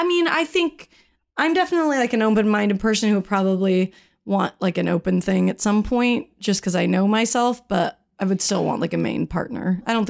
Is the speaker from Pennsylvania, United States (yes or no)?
no; Salt Lake City, Utah, United States; also born or lived in Palm Springs, California; I was born in Palm Springs, California. Shout out to Eric's nuptials. I was raised in Salt Lake City